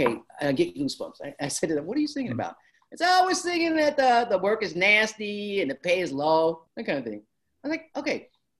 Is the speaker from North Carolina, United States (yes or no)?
no; Detroit, Michigan, United States; I grew up in Detroit, and that's where my father worked.